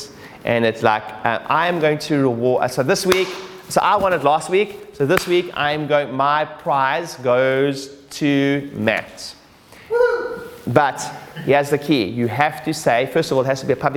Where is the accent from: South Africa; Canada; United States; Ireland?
South Africa; now in United Kingdom; I'm originally South African